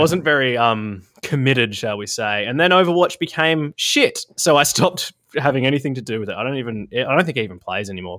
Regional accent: South Australia, Australia; I grew up in South Australia.

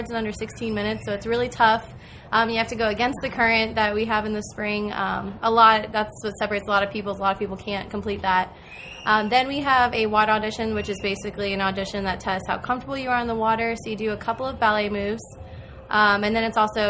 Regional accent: New Port Richey, Florida, United States; I am from Newport Richey, Florida

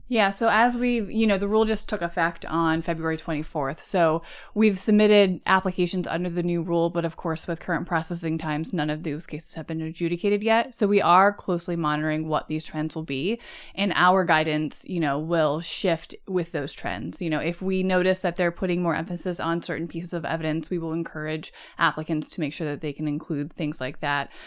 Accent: United States; first language English

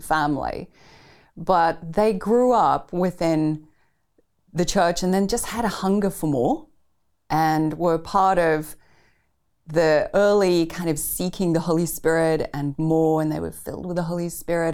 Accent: Pretoria, Gauteng, South Africa; I grew up in Pretoria, the capital city of South Africa

